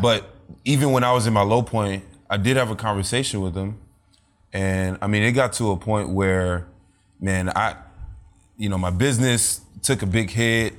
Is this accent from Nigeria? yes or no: yes; Nigeria; being also Nigerian